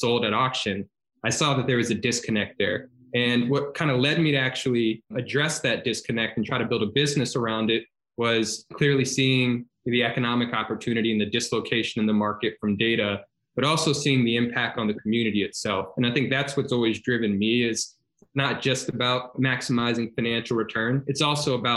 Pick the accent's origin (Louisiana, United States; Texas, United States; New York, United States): Louisiana, United States; Baton Rouge; moved away; I'm from Baton Rouge, Louisiana, originally